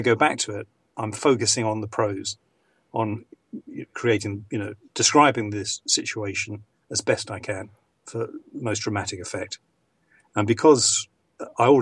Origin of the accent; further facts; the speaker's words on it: England, United Kingdom; accent: received pronunciation; I'm English